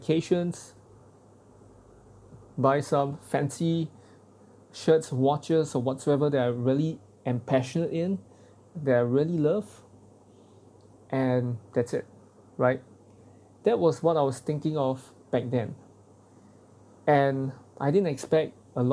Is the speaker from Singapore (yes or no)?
yes; Singapore; as a Singaporean man